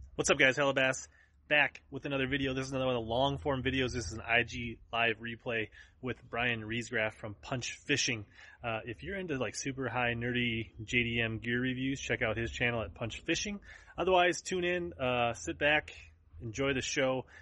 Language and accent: English; Columbia Heights, Minnesota, United States; I grew up in Columbia Heights